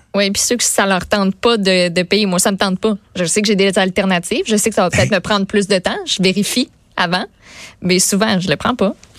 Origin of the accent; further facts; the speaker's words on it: Boischatel, Quebec, Canada; je viens de, de Bois-Châtel. Mes parents restent encore là